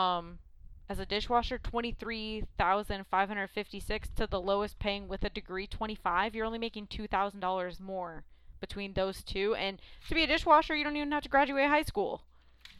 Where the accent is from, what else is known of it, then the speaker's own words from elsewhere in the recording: California, United States; moved away as an adult; growing up in California for like 10 plus years